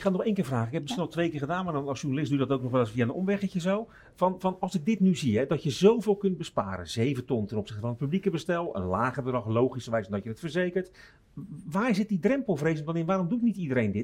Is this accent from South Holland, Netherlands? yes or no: yes; Rotterdam, South Holland, Netherlands; accent: Rotterdams; klinkt wel erg Rotterdams, maar ik ben Rotterdammer van Zuid